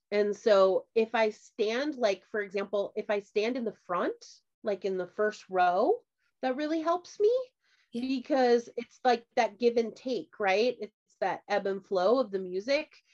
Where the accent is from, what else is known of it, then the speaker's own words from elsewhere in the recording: Midwest, United States; I grew up in the Midwest